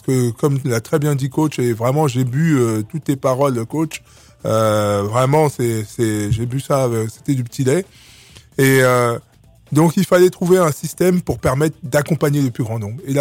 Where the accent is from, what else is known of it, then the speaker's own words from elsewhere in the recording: Republic of the Congo; also born or lived in Clichy-sous-Bois; now in France; Et euh, donc moi je suis arrivé en France dans les années 70. {S2} Mm. {S1} Et euh, donc avec, je viens du Congo Brazza et avec des parents qui nous ont